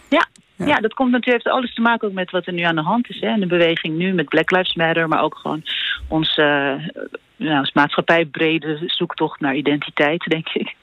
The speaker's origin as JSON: {"language": "Dutch", "country": "Netherlands", "said": "als Nederlander"}